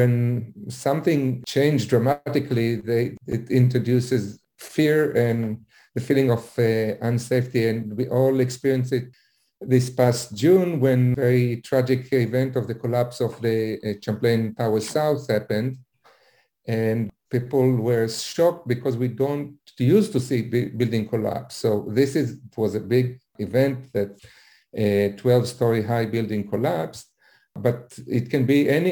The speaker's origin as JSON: {"language": "English", "country": "Israel", "moved": "yes", "lives_now": "Florida, United States", "said": "I'm originally from Israel"}